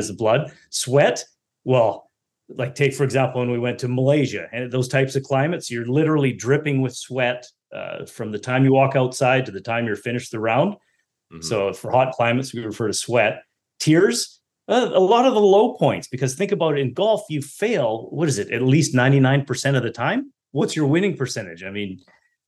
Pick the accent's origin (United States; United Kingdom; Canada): Canada; As being a Canadian, you know, you're forced to play hockey growing up